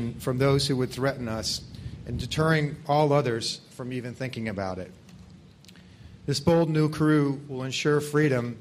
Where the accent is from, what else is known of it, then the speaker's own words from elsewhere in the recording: Annapolis, Maryland, United States; It's my hometown as well